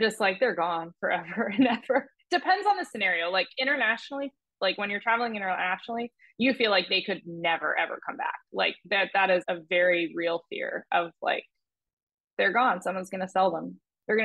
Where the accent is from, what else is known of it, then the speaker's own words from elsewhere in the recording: New Jersey, United States; Growing up in New Jersey and playing junior golf